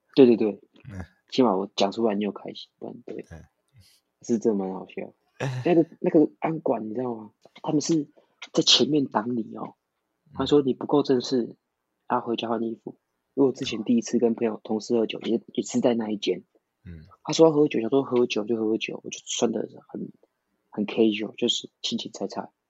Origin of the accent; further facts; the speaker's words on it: Taiwan; first language Taiwanese Hokkien; Chinese is a second language; moved away as an adult; now in Australia; 就一直在小渔村长大